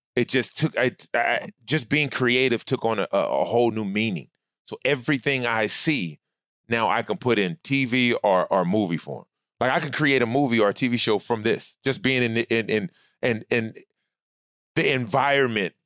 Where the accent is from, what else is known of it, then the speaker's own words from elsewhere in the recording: Inglewood, California, United States; now in Studio City, United States; I grew up actually, when I came from Scott, when we came out here, I grew up in Inglewood